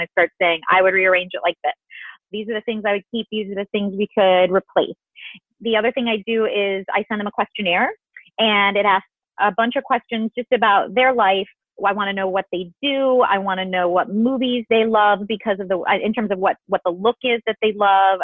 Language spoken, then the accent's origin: English; Illinois, United States; I grew up in Illinois